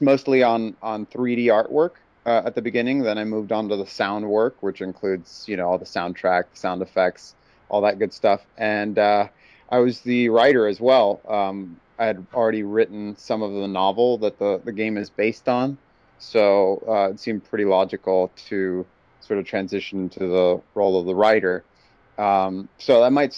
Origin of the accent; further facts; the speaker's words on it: Texas, United States; also born or lived in Mexico; I live in Dallas, Texas currently, and grew up in Texas my whole life. I was born in Mexico